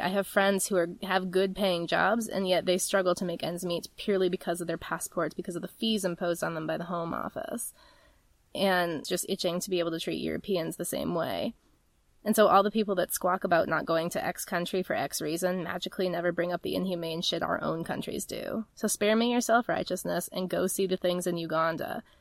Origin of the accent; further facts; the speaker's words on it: United States; also born or lived in United Kingdom; I'm an American